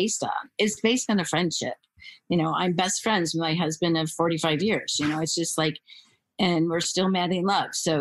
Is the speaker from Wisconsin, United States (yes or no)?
yes; Lodi, Wisconsin, United States; I come from Stars Hollow, basically. That's where I grew up. Lodi, Wisconsin is in Madison, but it's a little town outside of Madison